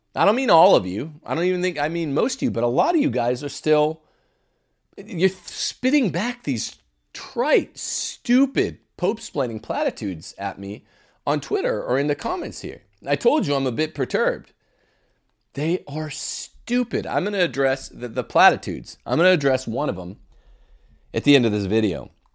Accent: Mississippi, United States; From my home state now

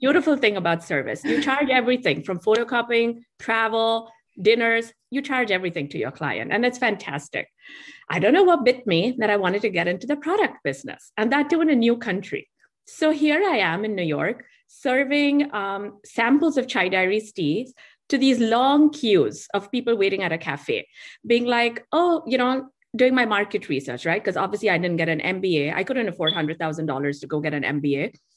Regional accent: Mumbai, Maharashtra, India; accent: Indian; moved away; I grew up in Bombay, which is a very busy city.

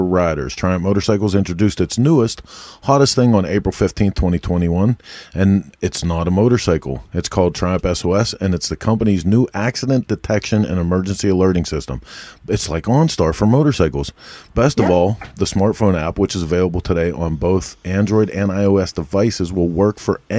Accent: Pittsburgh, Pennsylvania, United States; we're from Pittsburgh

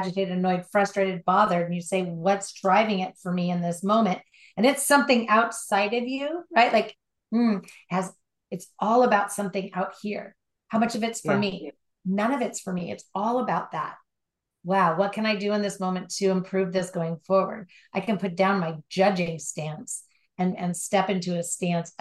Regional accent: Southern California, United States; Born and raised in Southern California, driving on the LA freeways

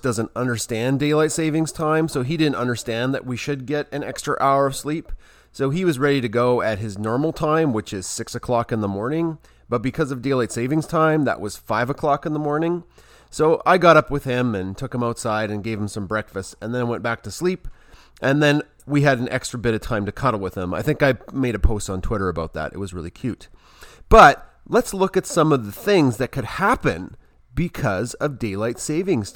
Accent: Canada; Being a Canadian

